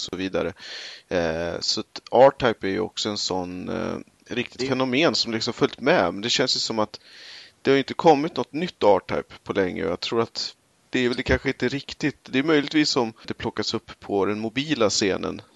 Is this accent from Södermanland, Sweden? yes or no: yes; Eskilstuna, Södermanland, Sweden; Vi hade arkadmaskiner på typ den eh, lokala tv-spelsbörsen hemma i Eskilstuna